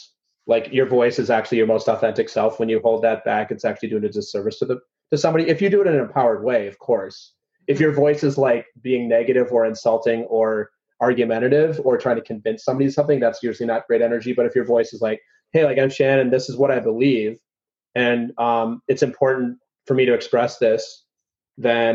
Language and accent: English; Midwest, United States; I grew up in the Midwest